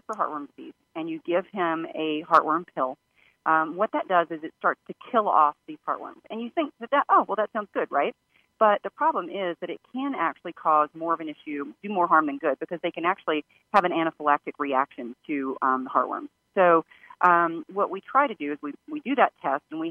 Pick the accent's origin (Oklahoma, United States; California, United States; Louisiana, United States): Louisiana, United States; now in Washington, D.C., United States; where I live, I'm in the Washington, D.C. area, and I grew up in Louisiana